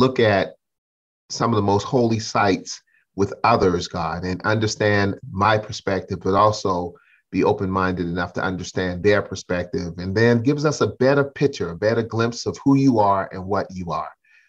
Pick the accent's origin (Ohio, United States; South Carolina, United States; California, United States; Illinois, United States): South Carolina, United States; I grew up in South Carolina in the 60s